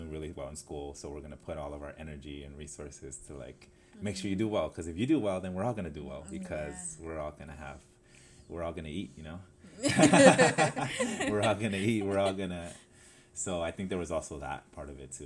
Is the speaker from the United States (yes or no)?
yes; Los Angeles, California, United States; I'm from South Central LA. Mm-hmm. I grew up in LA, Vermont, Slauson